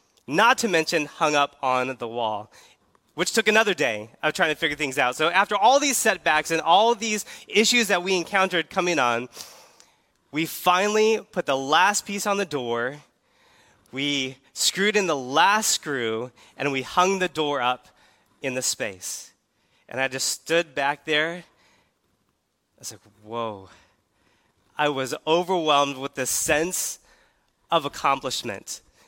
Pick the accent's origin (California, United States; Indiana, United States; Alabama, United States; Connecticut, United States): California, United States; In case you're not familiar with who I am … I came here from California, and I'm so excited to be here at Keystone.